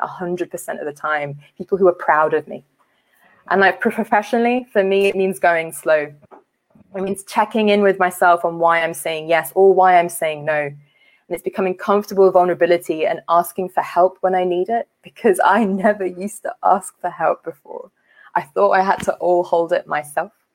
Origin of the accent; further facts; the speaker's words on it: London, United Kingdom; also born or lived in Liberia; I grew up uh, in a working class South Asian community in West London.